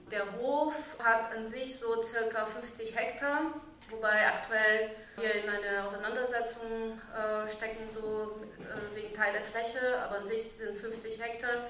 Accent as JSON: {"language": "German", "country": "Brazil", "moved": "yes", "lives_now": "Germany", "said": "Ich komme aber auch in Brasilien aus einer großen Stadt. Ich sage immer mal wieder so, dass ich mindestens zweimal äh, Migrantin bin. So, ne? ich, bin ich bin einmal so von Brasilien nach Deutschland ausgewandert und ich bin von der Stadt aufs Land"}